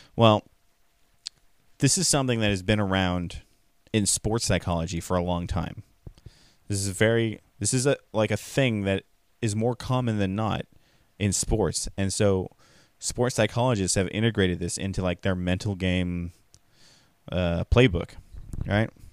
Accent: California, United States; as a Californian

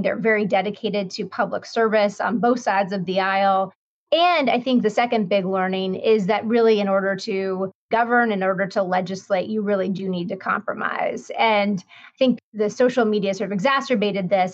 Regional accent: Denver, Colorado, United States; I grew up in Denver, Colorado, in the western part of the United States.

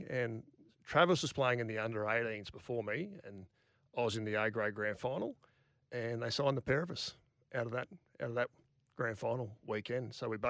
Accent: Moranbah, Queensland, Australia; But I grew up in the town, played all sorts of sports. It's a mad league town, but I didn't play rugby league till I was 16.

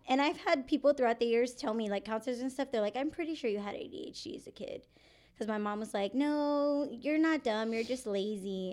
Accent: San Antonio, Texas, United States; I am born and raised in San Antonio. I left for a few years, and then I came back

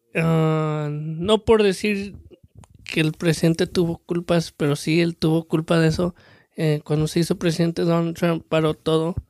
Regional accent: Mexico; now in United States; soy el mexicano que es mexicano

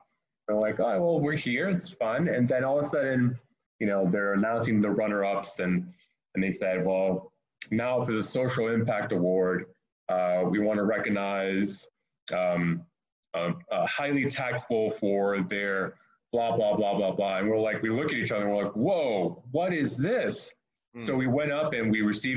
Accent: Miami, Florida, United States; I'm originally from Miami

